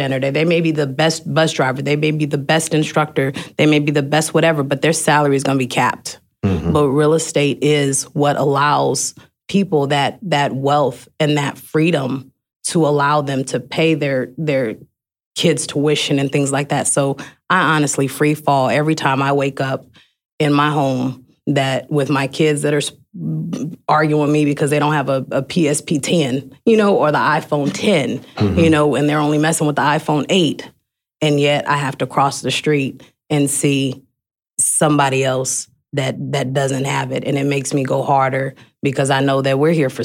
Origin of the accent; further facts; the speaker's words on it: Oakland, California, United States; I'm from Oakland